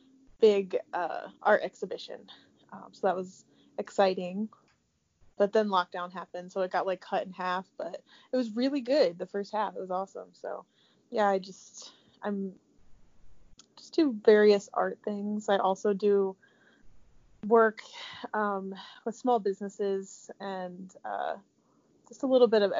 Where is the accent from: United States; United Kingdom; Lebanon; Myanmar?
United States; Tiffin, Ohio; moved away as an adult; now in Columbus, United States; I grew up around Tiffin, Ohio